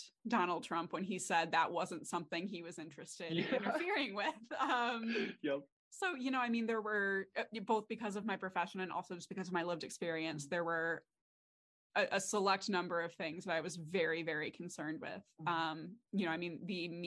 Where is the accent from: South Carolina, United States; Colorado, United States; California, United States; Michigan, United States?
Michigan, United States; Redford; I grew up in Redford, which is just outside of Detroit